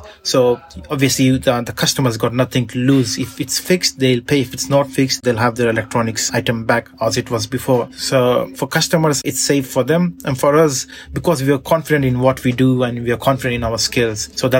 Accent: India; moved away as an adult; now in London, United Kingdom; when I moved to London from India, I was studying, and I wanted to do some part-time job while I was studying.

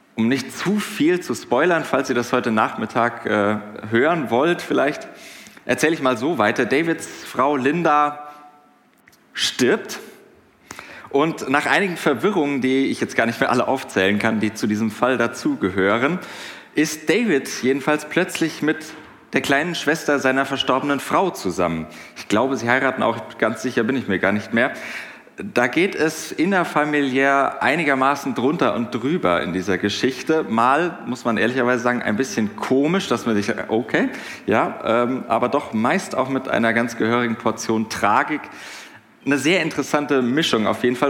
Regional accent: Hinterland, Hesse, Germany; Ich komme aus dem Hinterland

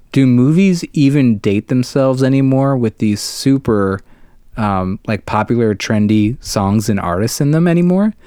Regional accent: Ohio, United States; our home state of Ohio

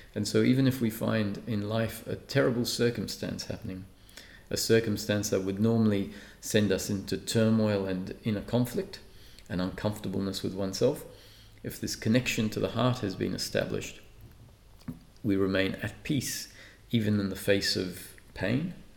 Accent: Perth, Western Australia, Australia; also born or lived in Malta; I grew up in Perth. I was grow, uh, born in Malta and moved to Perth when I was 11

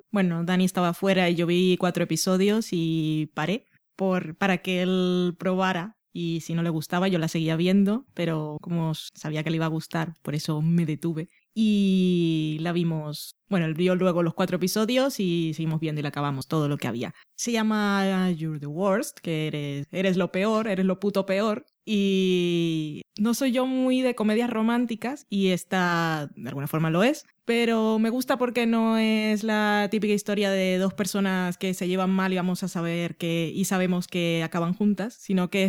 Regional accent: United Kingdom; accent: British; Supongo que es por el punto de mala leche, o no sé si es solo porque tengo un acento británico

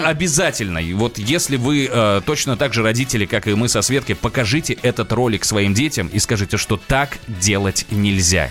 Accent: Nizhny Novgorod, Nizhny Novgorod Oblast, Russia; now in Moscow, Russia; я из Нижнего Новгорода

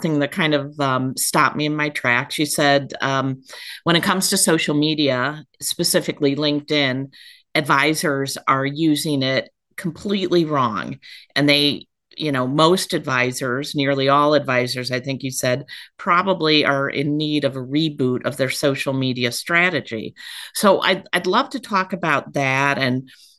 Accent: Akron, Ohio, United States; I grew up outside of Akron, Ohio

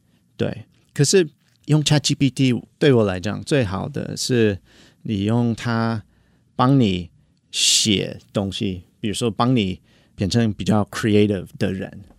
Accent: United States; Chinese is a second language; moved away as an adult; now in Taiwan; 然后我是来自美国。然后我在台湾已经呃差不多八年。

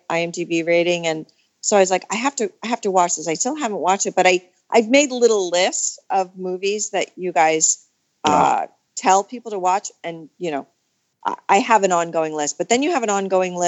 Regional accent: Vermont, United States; also born or lived in Long Island, New York; I was born on Long Island, but I grew up in Vermont. I moved to Vermont when I was 11 and I went to college there.

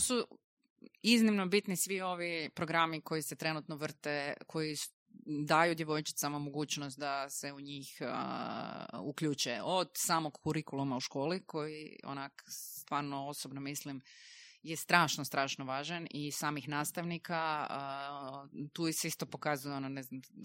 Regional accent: Croatia; kod nas u Hrvatskoj

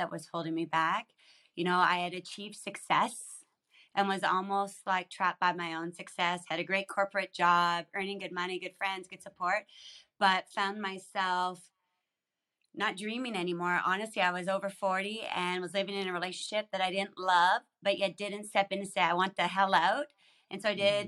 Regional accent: Saskatchewan, Canada; I grew up in Saskatchewan, so kind of above you

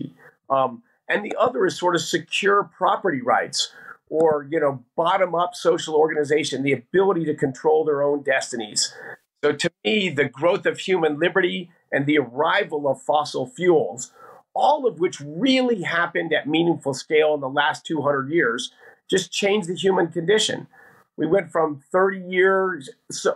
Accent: Denver, Colorado, United States; I grew up here in Denver, Colorado

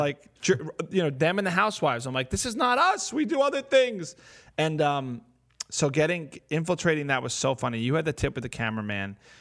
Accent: New Jersey, United States; I'm from North Jersey

